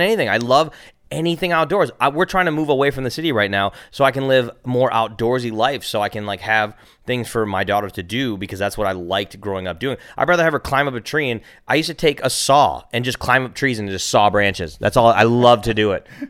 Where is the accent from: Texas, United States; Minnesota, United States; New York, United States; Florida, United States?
Minnesota, United States; now in California, United States; I'm from Minnesota